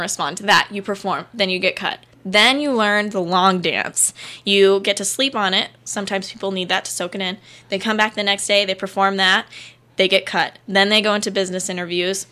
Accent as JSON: {"language": "English", "region": "Arizona", "country": "United States", "tie": "born or raised there", "said": "I'm from Arizona."}